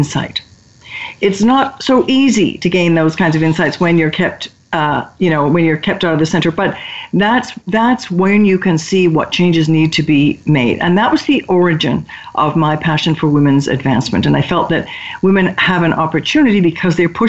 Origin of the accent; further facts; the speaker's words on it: United Kingdom; moved away; I'm British by origin